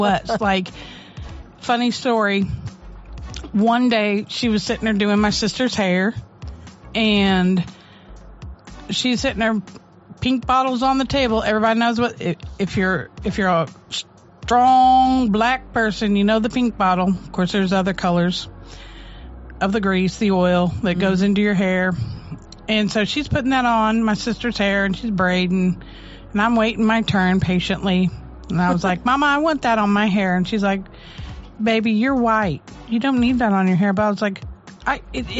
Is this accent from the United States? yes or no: yes; St. Louis, Missouri, United States; I grew up in St. Louis